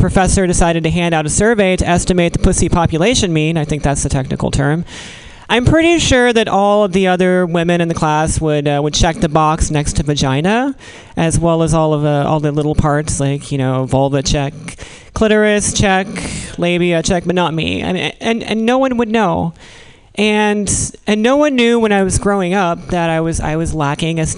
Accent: Virginia, United States; now in California, United States; I'm from Virginia

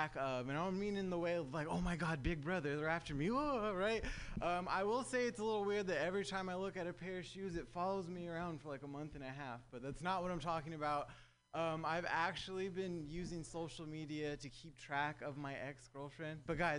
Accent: Southern California, United States; now in San Francisco Bay Area, United States; living in the Bay is crazy, man. I'm actually from Southern California.

